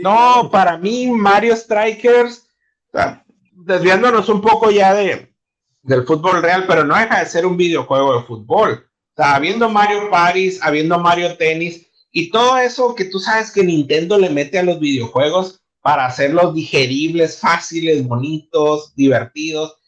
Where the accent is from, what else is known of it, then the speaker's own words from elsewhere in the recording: Ciudad Obregón, Sonora, Mexico; moved away as an adult; now in Mexicali, Mexico; Yo llegué a Mexicali hasta el 2012. Entonces, yo vengo de Ciudad Obregón